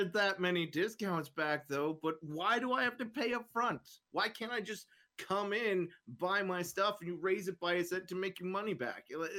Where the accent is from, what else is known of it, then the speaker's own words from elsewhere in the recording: Canada; Sorry, I'm Canadian. We don't have any Spanish people up here, so I guess we have some, but I don't speak Spanish very well.